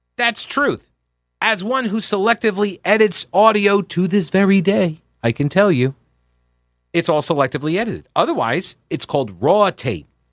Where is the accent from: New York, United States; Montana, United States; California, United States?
New York, United States; moved away as an adult; also born or lived in Rock Hill, South Carolina; I'm from New York originally